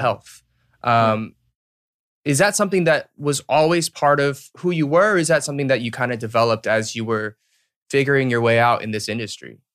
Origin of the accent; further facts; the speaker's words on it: Marietta, Georgia, United States; moved away as an adult; also born or lived in Duluth, Georgia / Alpharetta, Georgia / Boston; I was born and raised there, so, like, from zero to eighteen